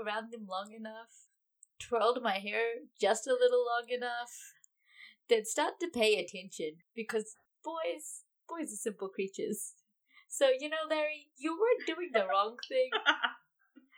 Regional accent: New Zealand; we're from New Zealand

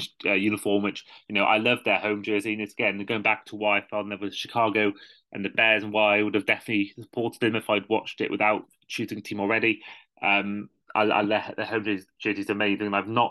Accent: United Kingdom; I'm from Britain

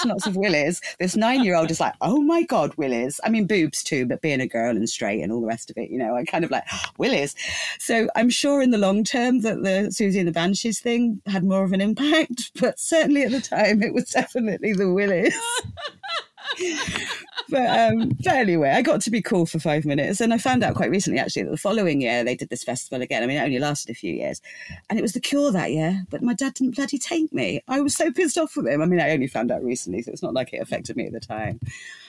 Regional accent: England, United Kingdom; growing up in England

